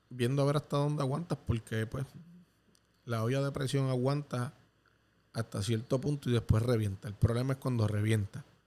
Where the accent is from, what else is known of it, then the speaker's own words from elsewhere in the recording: Puerto Rico; en mi país